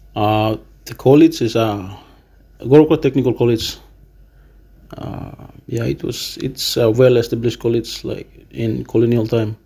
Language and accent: English; Mount Hagen, Western Highlands, Papua New Guinea; also born or lived in Simbu; I was born in Western Highlands, raised as a Western Highlander.